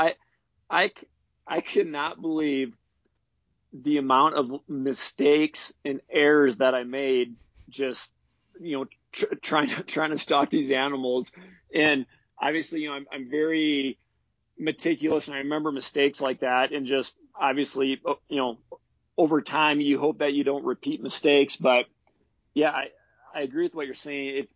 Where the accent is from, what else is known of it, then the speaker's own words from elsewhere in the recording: Wisconsin, United States; moved away as an adult; now in Wyoming, United States; I grew up in Wisconsin hunting whitetails